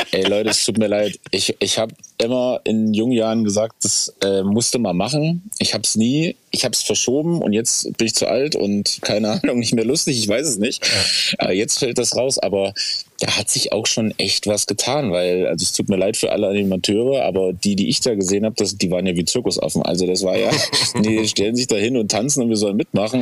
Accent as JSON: {"language": "German", "country": "Germany", "said": "als Deutsche sind wir ja"}